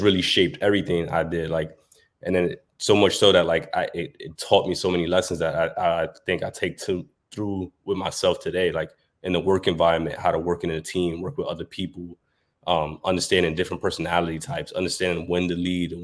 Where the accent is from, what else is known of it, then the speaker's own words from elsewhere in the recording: New York City, New York, United States; I'm born and raised in New York. I grew up in Brooklyn and Harlem.